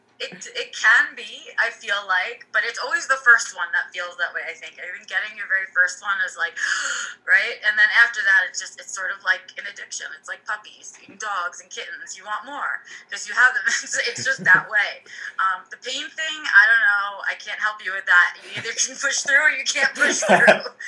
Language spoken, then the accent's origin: English; United States; I am American